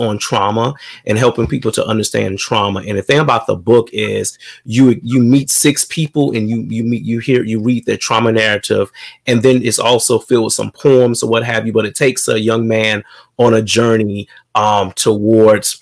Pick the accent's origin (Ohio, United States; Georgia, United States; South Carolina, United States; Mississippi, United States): South Carolina, United States; Sumter; So I was born in a big city of Sumter, South Carolina, but in a little small area. Grew up with it's seven siblings